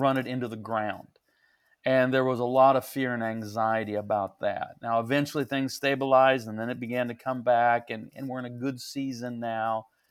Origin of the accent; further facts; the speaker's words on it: St. Joseph, Missouri, United States; I'm, I'm in my hometown. I'm, I was born and raised